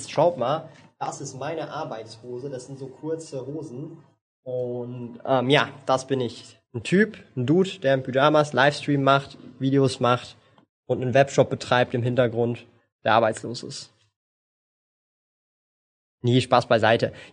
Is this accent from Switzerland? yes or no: yes; Switzerland; Ja, natürlich kann ich Schweizerdeutsch. Bin ja Schweizer, meine Güte.